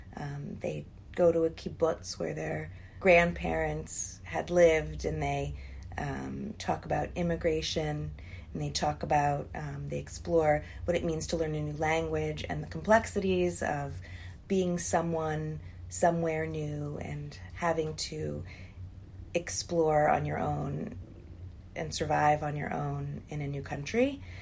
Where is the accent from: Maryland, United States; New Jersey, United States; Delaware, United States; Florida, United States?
Maryland, United States; Columbia; now in Cleveland, United States; I grew up in a incredible place in Columbia, Maryland.